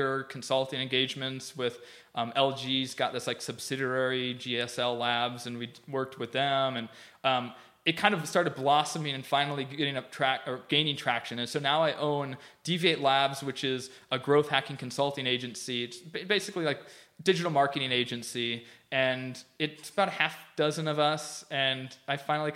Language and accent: English; Minnesota, United States; moved away; my dad, who's a pretty conservative Midwestern dude. I'm from Minnesota